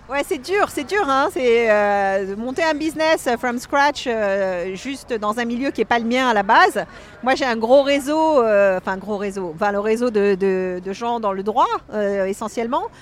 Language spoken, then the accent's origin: French; Paris, Île-de-France, France; moved away as an adult; now in Los Angeles, United States; J'ai fait ma première tarte au chocolat quand j'avais 13 ans que j'ai apportée à Conticini dans son restaurant à l'époque qui s'appelait la Table d'Anvers à côté de chez moi à Paris